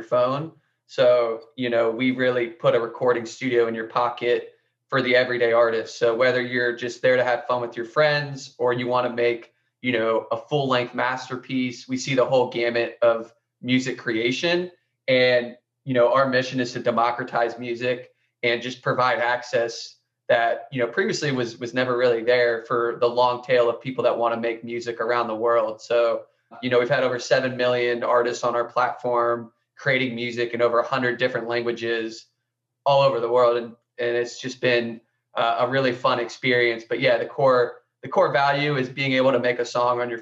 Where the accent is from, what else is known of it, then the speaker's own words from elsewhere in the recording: Columbus, Ohio, United States; I grew up in Columbus, Ohio, which is where I'm currently living now